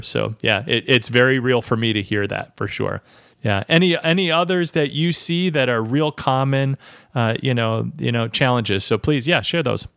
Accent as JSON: {"language": "English", "region": "Midwest", "country": "United States", "said": "I'm from the Midwest"}